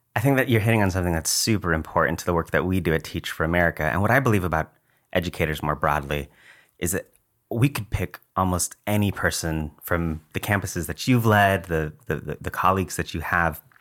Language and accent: English; McAllen, Texas, United States; moved away as an adult; also born or lived in New York; now in San Antonio, United States; to work in McAllen, uh, in the Rio Grande Valley, which is where I grew up, graduated from McAllen High School.